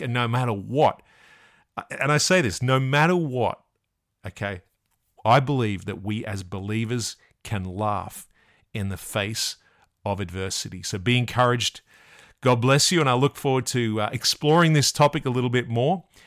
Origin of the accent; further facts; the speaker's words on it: Australia; I'm from Australia